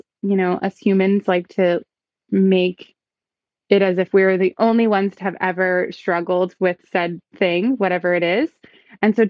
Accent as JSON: {"language": "English", "town": "Houston", "region": "Texas", "country": "United States", "tie": "born or raised there", "also_born_or_lived": "Westchester County, New York", "moved": "as an adult", "lives_now": "Hudson Valley, United States", "said": "I was born in Westchester County on the other side of the river. And I was raised in Houston, Texas. So I lived there for like 28 years."}